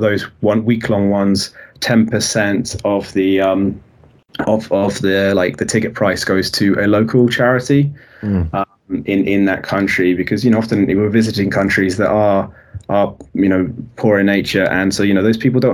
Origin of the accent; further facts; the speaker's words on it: United Kingdom; I'm very British